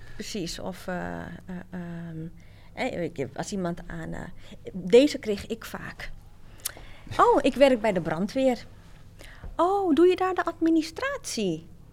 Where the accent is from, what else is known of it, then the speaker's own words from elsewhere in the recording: Amsterdam, North Holland, Netherlands; wij zijn eh, opgegroeid in Amsterdam Zuidoost